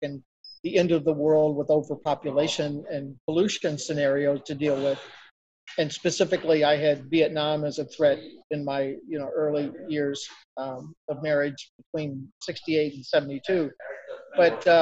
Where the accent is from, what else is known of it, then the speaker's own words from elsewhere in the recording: St. Louis, Missouri, United States; moved away as an adult; also born or lived in Illinois; I was born and reared in St. Louis on the Missouri side of the river.